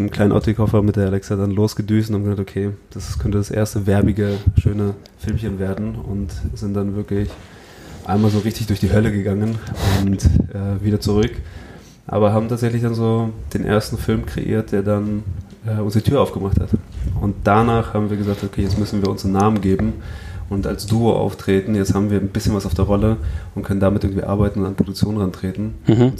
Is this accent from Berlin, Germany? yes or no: no; Hesse, Germany; da haben wir auch für meine kleine Heimatstadt, wo ich aufgewachsen bin, äh, bei Frankfurt, gibt es halt ein … Festival